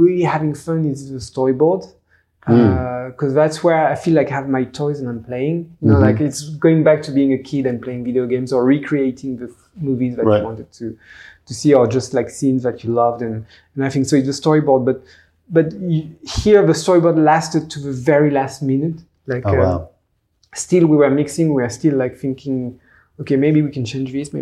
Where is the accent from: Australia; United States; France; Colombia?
France; English is a second language; this French little guy